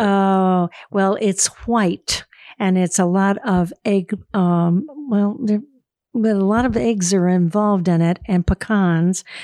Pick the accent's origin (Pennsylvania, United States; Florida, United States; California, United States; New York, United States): Florida, United States; Daytona Beach; I'm from Daytona Beach, Florida.